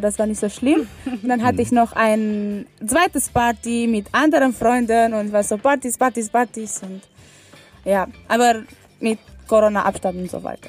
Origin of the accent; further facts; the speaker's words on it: Romania; German is a second language; moved away as an adult; now in Kiel, Germany; ich bin eine Erasmus-Studentin hier an der Fachhochschule Kiel und ich komme aus Rumänien.